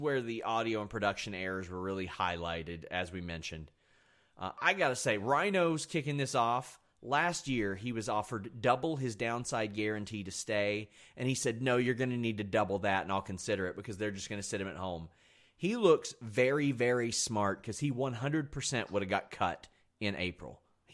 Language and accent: English; Kentucky, United States; I'm from Kentucky